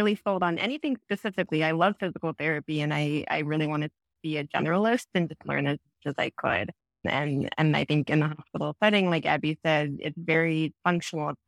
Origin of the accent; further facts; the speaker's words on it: Virginia, United States; now in Chicago, United States; I am originally from the East Coast, too, though, from Virginia